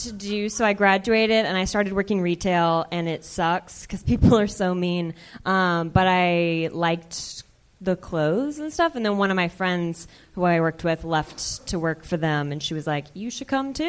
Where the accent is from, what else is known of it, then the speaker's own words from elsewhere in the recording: Texas, United States; I'm from Texas originally, where we don't really like, I wouldn't clap at that, but we don't really like to express our emotions.